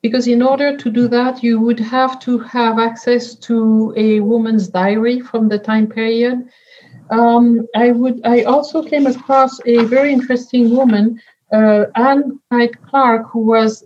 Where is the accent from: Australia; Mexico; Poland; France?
France; English is a second language; moved away; You hear it from my accent. I was born in France and raised in France